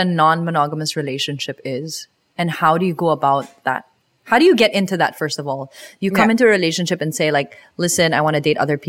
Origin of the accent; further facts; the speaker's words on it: Philippines; growing up in the Philippines